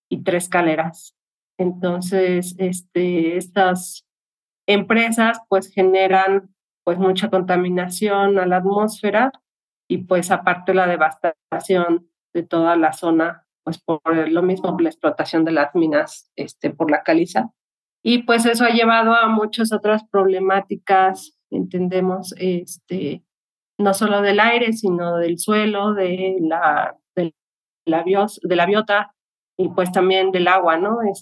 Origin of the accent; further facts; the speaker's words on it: Atotonilco de Tula, Hidalgo, Mexico; bueno, soy del municipio de Atotónico de Tula